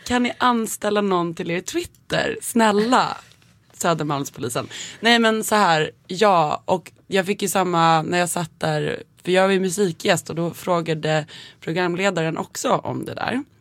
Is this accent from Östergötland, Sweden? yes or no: no; Nacka, Stockholm County, Sweden; jag är uppväxt eh, i Kummenläs